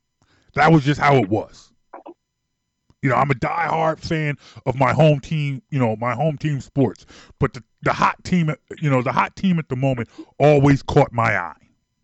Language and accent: English; Philadelphia, Pennsylvania, United States; I heard that in Germantown all the time.